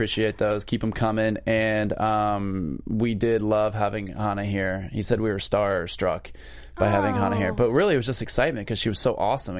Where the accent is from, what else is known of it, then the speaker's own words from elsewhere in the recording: Pensacola, Florida, United States; I'm from the South.